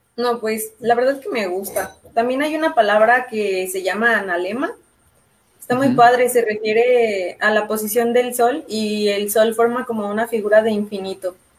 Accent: León, Guanajuato, Mexico; nosotros somos de León

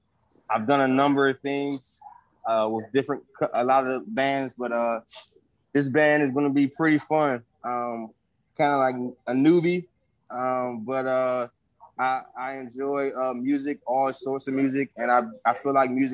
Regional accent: Washington, District of Columbia, United States; from Washington, D.C.

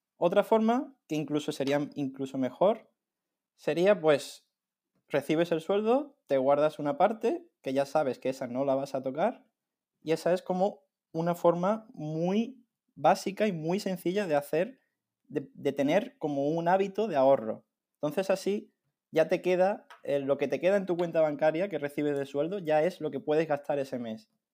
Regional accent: Algeciras, Andalusia, Spain; moved away as an adult; also born or lived in Granada; desde que éramos pequeños, entonces desde siempre hemos estado juntos en el colegio

